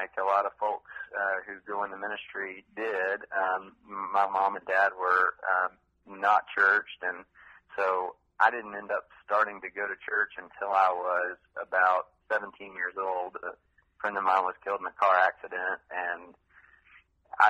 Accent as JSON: {"language": "English", "town": "Vidor", "region": "Texas", "country": "United States", "tie": "born or raised there", "also_born_or_lived": "Tennessee / South Florida / Dallas, Texas", "moved": "as an adult", "lives_now": "Austin, United States", "said": "Vidor is where I grew up."}